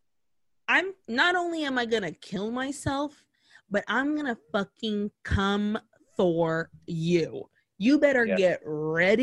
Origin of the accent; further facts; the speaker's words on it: Brazil; moved away; growing up in Brazil, I grew up in Brazil